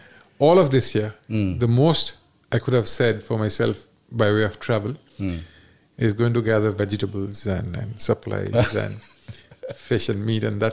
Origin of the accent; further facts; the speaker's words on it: Kolkata, West Bengal, India; moved away as an adult; now in Delhi, India; I was born in Calcutta. Most of my growing years, I was in Calcutta. I was in Calcutta till 95. That would make me 25